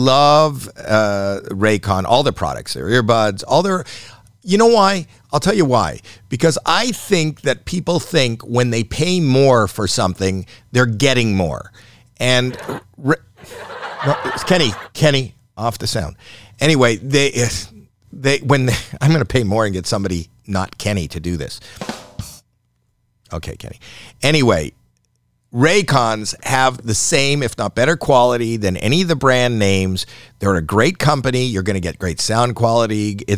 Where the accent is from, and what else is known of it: Canada